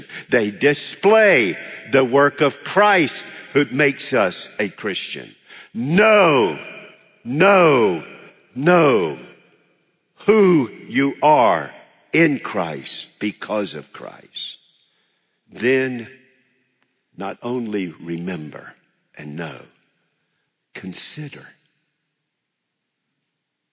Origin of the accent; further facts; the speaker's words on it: United States; I'm an American